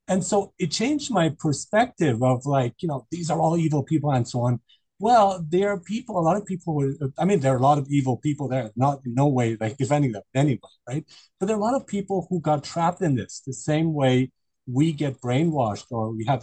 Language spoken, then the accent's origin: English; Germany; I grew up in Germany, so I'm quite familiar with German culture